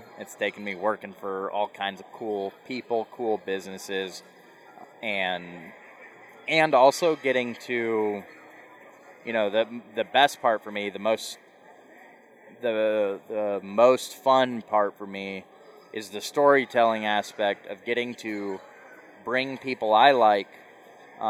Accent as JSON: {"language": "English", "region": "Central Iowa", "country": "United States", "tie": "born or raised there", "also_born_or_lived": "South Dakota", "moved": "as an adult", "said": "I grew up in Iowa"}